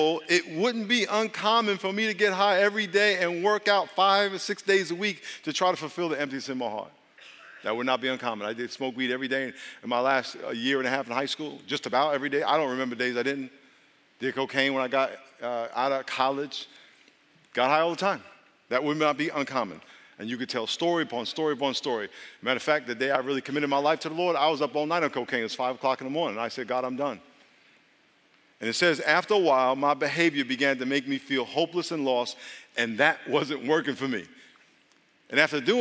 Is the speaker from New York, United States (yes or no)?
yes; Long Island, New York, United States; moved away; I grew up in Long Island.